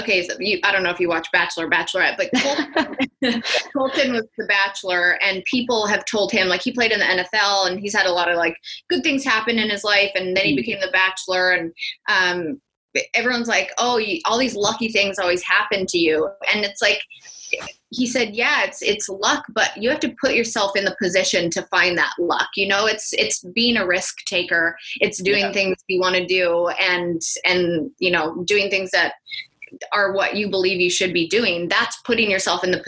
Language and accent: English; Canada; accent: Canadian; moved away; every time I go back to Canada where I'm from. All of a sudden my Canadian accent is like very.